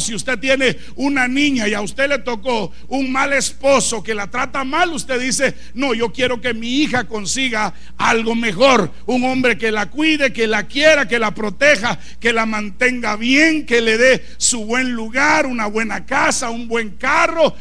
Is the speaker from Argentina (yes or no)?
no; Guatemala; moved away as an adult; now in Chicago, United States; yo soy de Guatemala